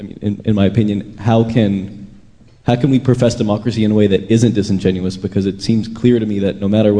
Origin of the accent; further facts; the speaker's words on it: United States; I say our as an American citizen